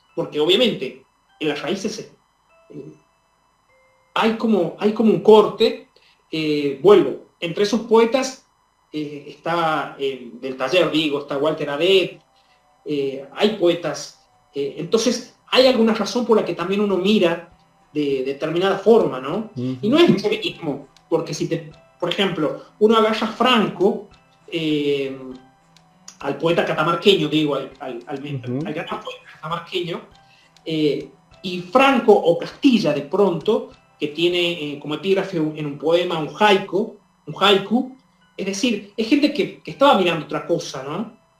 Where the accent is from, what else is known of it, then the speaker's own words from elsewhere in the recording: Chilecito, La Rioja, Argentina; si bien soy de Chilecito, es decir, el interior del interior